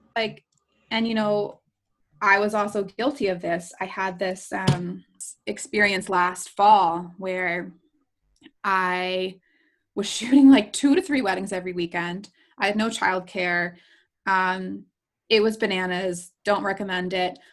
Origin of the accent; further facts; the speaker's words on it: New Jersey, United States; I grew up in New Jersey. I grew up on the shore, the real shore, not MTV's Jersey Shore.